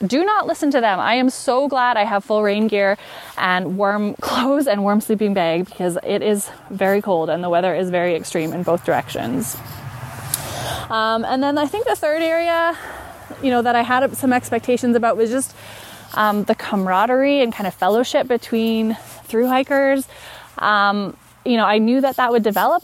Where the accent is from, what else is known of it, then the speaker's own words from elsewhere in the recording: Canada; I am from Canada